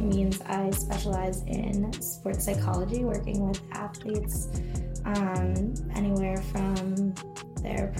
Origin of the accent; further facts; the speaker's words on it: Connecticut, United States; I'm from Connecticut